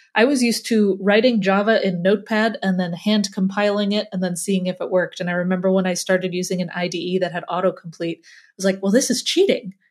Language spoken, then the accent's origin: English; Midwest, United States; accent: Midwest; my Midwest accent